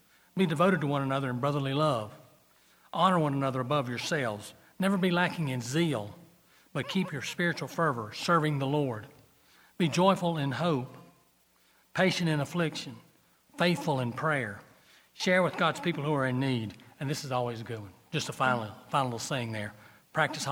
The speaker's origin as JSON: {"language": "English", "town": "Gaffney", "region": "South Carolina", "country": "United States", "said": "I am from Gaffney"}